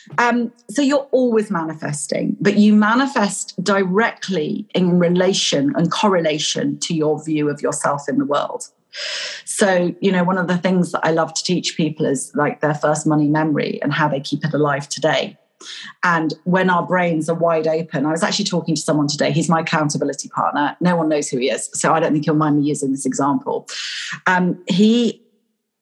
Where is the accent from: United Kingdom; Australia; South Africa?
United Kingdom; Pocklington, Yorkshire and the Humber; I was born in Yorkshire. I was born in Pocklington.